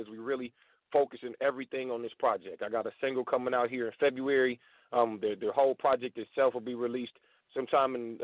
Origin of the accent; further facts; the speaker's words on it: Dayton, Ohio, United States; moved away as an adult; now in Atlanta, United States; Born and raised in Dayton, Ohio, from a small town in Ohio, and I live in Atlanta now, Atlanta, Georgia